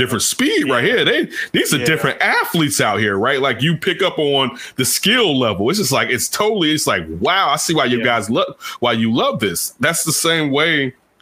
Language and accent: English; Chicago, Illinois, United States; I grew up in Chicago